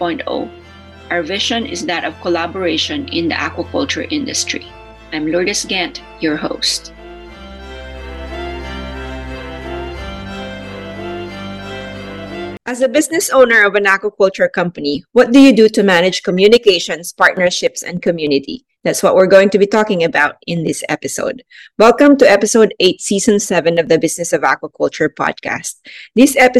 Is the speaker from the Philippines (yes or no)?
yes; Philippines; I am from the Philippines